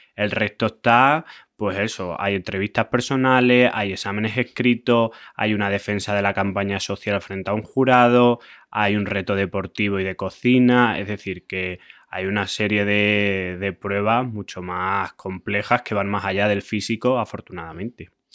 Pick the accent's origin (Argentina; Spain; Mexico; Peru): Spain; Extremadura; Yo siempre quiero llevar mi tierra por bandera, Extremadura